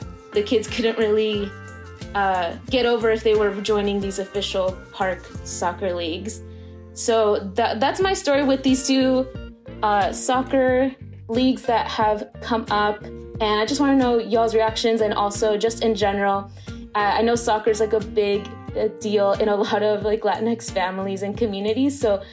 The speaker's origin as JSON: {"language": "English", "town": "Roswell", "region": "Georgia", "country": "United States", "tie": "born or raised there", "said": "one particular suburb in my hometown in Roswell"}